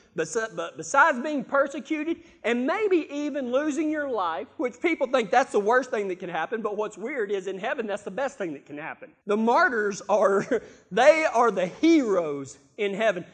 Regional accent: Texas, United States; I'm from Texas

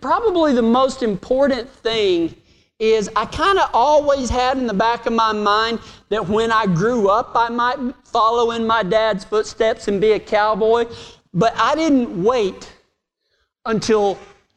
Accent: Reagan County, Texas, United States; my dad got sick of the local politics in my hometown, and halfway through his second term as the elected sheriff of Reagan County

